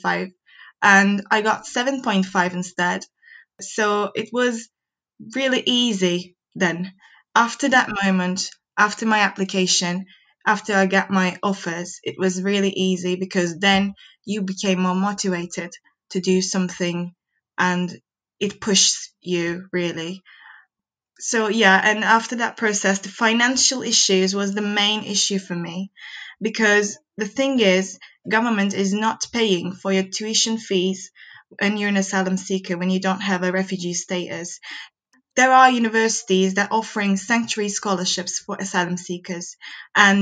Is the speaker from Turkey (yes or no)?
yes; Turkey; moved away as an adult; now in Newcastle, United Kingdom; I'm from Turkey